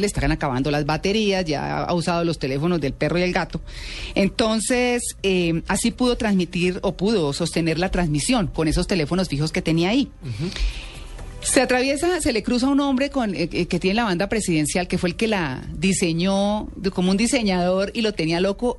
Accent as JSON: {"language": "Spanish", "country": "Colombia", "said": "nosotros como colombianos"}